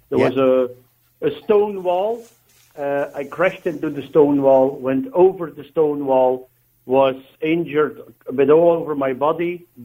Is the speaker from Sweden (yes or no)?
no; Belgium; I, I, I'm from Belgium and an accountant